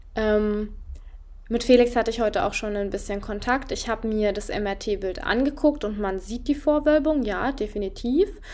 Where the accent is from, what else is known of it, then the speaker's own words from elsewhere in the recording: Germany; also born or lived in Freiburg; bei uns in Deutschland